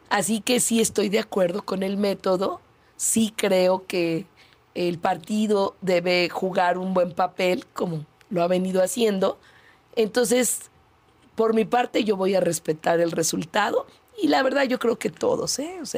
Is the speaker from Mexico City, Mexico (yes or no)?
yes; Mexico City, Mexico; also born or lived in Iztapalapa, Mexico City; Yo nací en la Benito Juárez, en la colonia Nativitas. Okay. Eh, estudié allí la primaria, el primer año de secundaria. Entonces soy una mujer del poniente que por convicción me fui a vivir al extremo oriente de la ciudad.